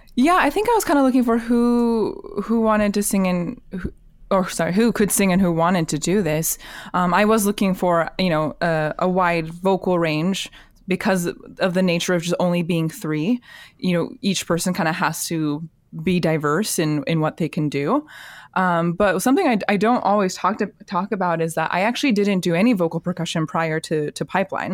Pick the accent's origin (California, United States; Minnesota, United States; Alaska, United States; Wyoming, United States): Alaska, United States; moved away as an adult; life just kinda brought me back to Alaska eventually. And, um, my hometown just did not have a whole lot of contemporary vo-, vocal music